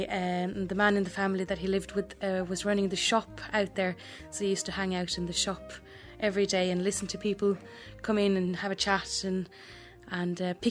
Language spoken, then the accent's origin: English; Norway; English is a second language; I am from Norway.